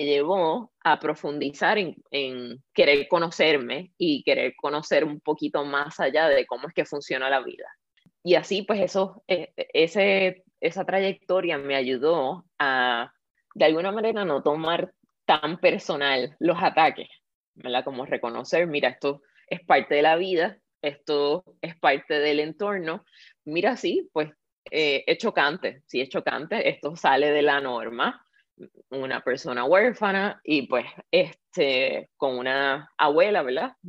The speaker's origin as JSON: {"language": "Spanish", "country": "Puerto Rico", "tie": "born or raised there", "said": "Yo nací en Puerto Rico y me crié con esa abuela."}